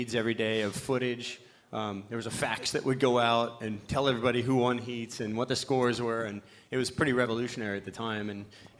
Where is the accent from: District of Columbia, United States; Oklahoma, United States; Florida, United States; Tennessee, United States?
Florida, United States; I'm a redneck from Florida. My dad was a fisherman